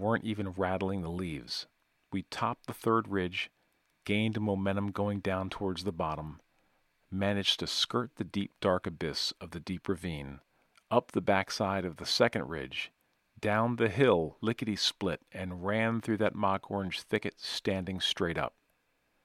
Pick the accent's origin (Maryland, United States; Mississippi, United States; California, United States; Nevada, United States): Mississippi, United States; Natchez; my hometown of Natchez by God, Mississippi